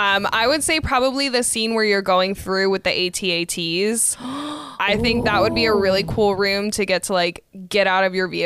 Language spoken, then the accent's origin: English; Arizona, United States; Growing up in Arizona